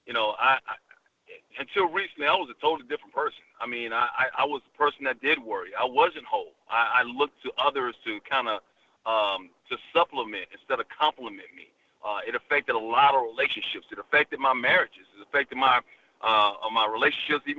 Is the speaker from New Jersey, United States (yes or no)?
no; Alabama, United States; also born or lived in Bronx, New York; I was born in the Bronx, raised in Alabama.